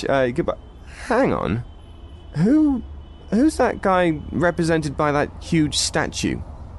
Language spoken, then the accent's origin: English; England, United Kingdom; Of course I speak English. I am English. I'm from England